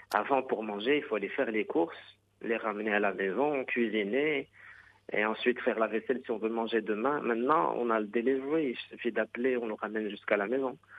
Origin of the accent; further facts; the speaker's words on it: Rabat, Rabat-Salé-Kénitra, Morocco; also born or lived in Khemisset; mes parents sont venus de la campagne Khamisatl, à Rabat